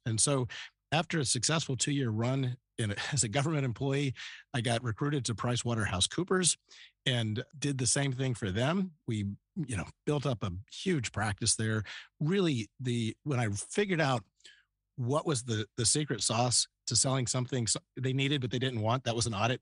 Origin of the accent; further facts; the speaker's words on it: Northern Virginia, United States; moved away as an adult; also born or lived in Youngstown, Ohio / Columbus, Ohio / Philadelphia suburbs / Indiana; now in Austin, United States; Northern Virginia was where I grew up from first grade on.